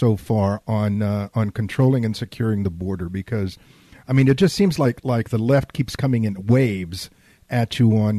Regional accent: San Antonio, Texas, United States; also born or lived in Laredo, Texas; growing up in South Texas

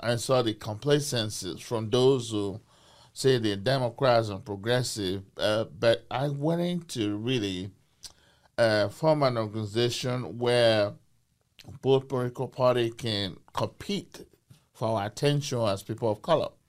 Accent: Nigeria; moved away as an adult; also born or lived in United Kingdom; now in Portland, United States; I came to this country from Nigeria, uh, from Benin tribe, uh, B E N I N uh, Empire.

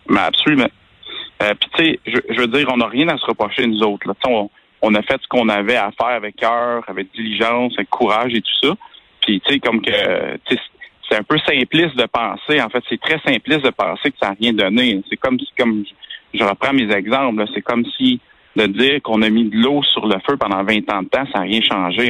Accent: Quebec, Canada

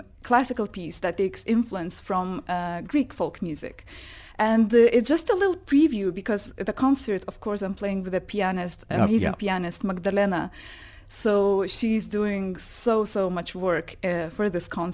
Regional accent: Lithuania; moved away as an adult; also born or lived in United Kingdom / Netherlands; now in Dubai, United Arab Emirates; I'm from Lithuania

